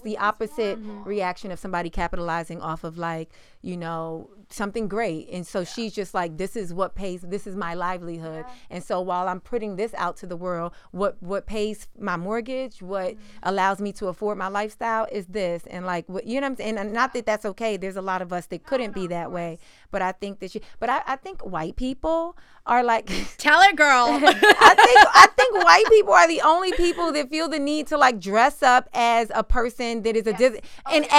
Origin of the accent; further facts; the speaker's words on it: New York City, New York, United States; moved away as an adult; also born or lived in Harlem; now in Los Angeles, United States; I'm based in LA, but I'm from New York